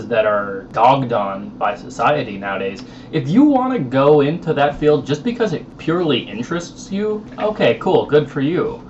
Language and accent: English; Minnesota, United States; moved away; also born or lived in Oklahoma; I was born and raised in Minnesota. However, I moved to Oklahoma. I went to high school in Oklahoma